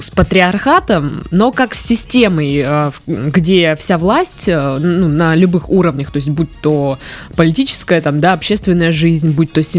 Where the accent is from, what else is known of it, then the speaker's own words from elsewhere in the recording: United States; Russian is a second language; now in Russia; Я недавно приехала в Россию, и мне очень интересно услышать ваше мнение по поводу феминизма. Я сама из Америки